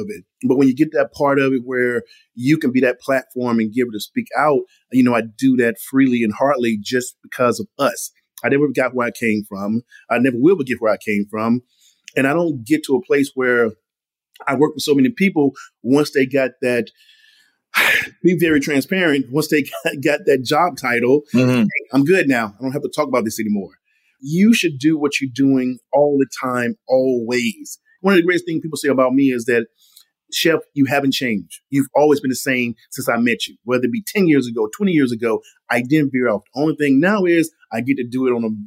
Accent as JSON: {"language": "English", "region": "Mississippi", "country": "United States", "tie": "born or raised there", "said": "my mother growing up in Mississippi"}